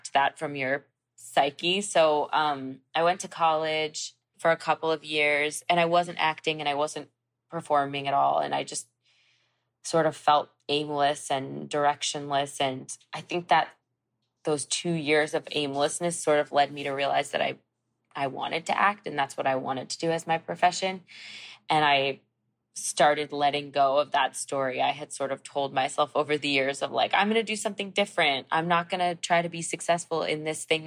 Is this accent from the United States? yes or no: yes; New York, United States; now in Los Angeles, United States; I grew up in Manhattan